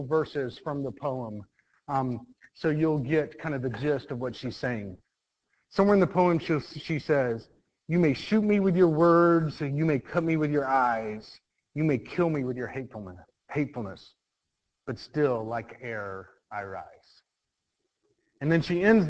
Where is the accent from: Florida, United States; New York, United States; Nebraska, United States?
Florida, United States; Mount Dora; I grew up in Mount Dora, Florida